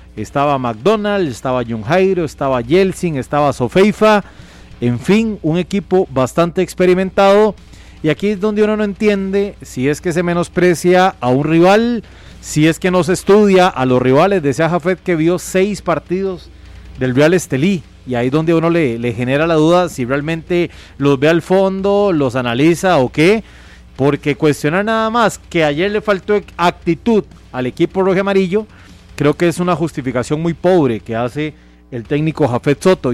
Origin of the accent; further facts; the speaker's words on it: Costa Rica; si yo fuera herediano, pero lo veo como costarricense